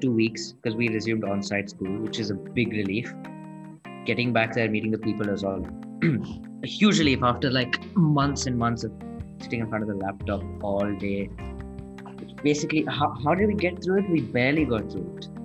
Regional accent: India; now in Australia; I was born in India. I live in Australia.

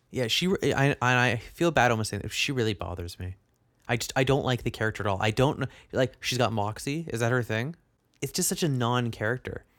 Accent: Canada; being a Canadian

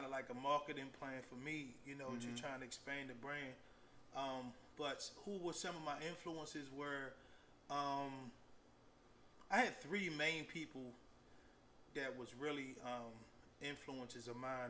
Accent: Baltimore, Maryland, United States; So I'm originally from East Baltimore, born in John Hopkins, you know, grew up in Somerset Projects. And I think in like in 1980, I moved to West Baltimore over near Drew Hill Avenue, Sandtown area.

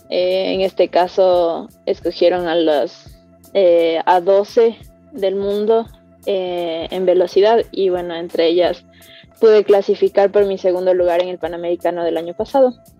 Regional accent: Quito, Pichincha, Ecuador; soy escaladora profesional de Quito

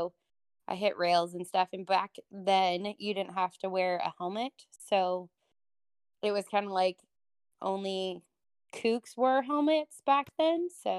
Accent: Truckee, California, United States; I grew up in Northern California, Truckee, California, actually, which is just outside of Tahoe

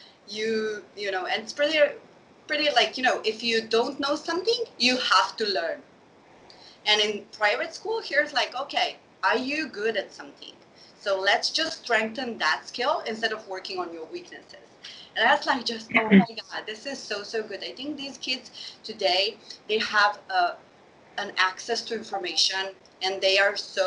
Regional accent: Slovenia; moved away as an adult; now in Sweden; I grew up in Slovenia to Bosnian parents

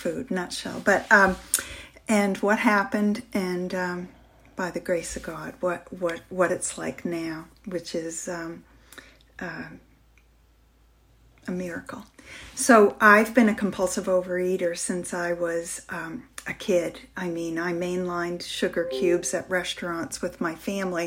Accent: northern Maine, United States; I grew up in a big house hold here in northern Maine, where I'm speaking from right now in my hometown

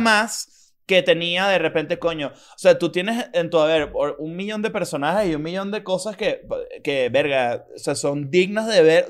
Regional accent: Venezuela

